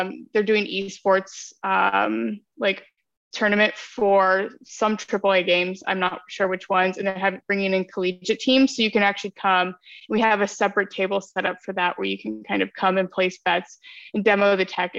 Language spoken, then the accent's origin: English; Ohio, United States; I'm from Ohio